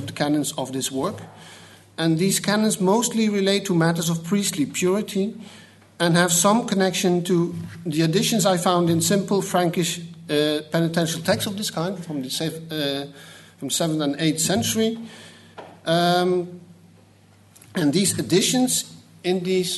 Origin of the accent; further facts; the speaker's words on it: Netherlands; English is a second language; a Dutchman will try to do so. At least you can understand my English, I hope